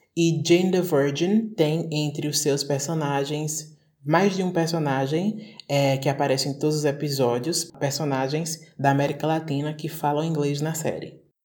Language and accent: Portuguese; Brazil; a gente está aqui no Brasil, está aprendendo inglês como língua internacional, da nossa, a partir dessa nossa perspectiva de termos português como